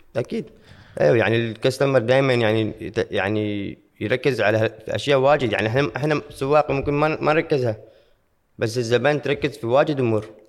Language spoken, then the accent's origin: Arabic; Oman; عندنا في عمان